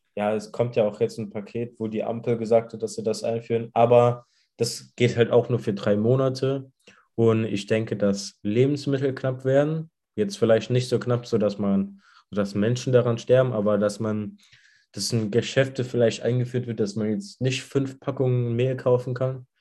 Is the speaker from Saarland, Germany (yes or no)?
yes; Saarland, Germany; bei uns im Saarland